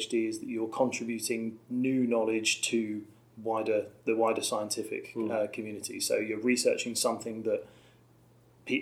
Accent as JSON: {"language": "English", "town": "Norwich", "region": "East of England", "country": "United Kingdom", "tie": "born or raised there", "also_born_or_lived": "Warwick", "said": "I've been Norwich all my life"}